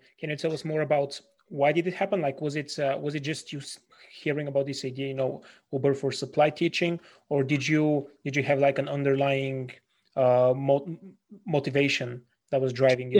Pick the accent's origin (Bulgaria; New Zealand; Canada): Bulgaria; As I'm from Bulgaria